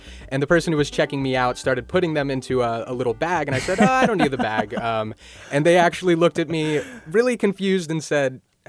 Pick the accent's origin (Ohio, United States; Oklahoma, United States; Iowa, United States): Ohio, United States; Cincinnati; moved away as an adult; also born or lived in Berkeley, California; now in California, United States; my hometown of Cincinnati